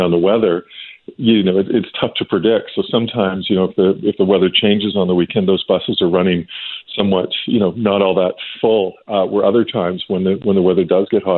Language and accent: English; British Columbia, Canada; we all as a British Columbians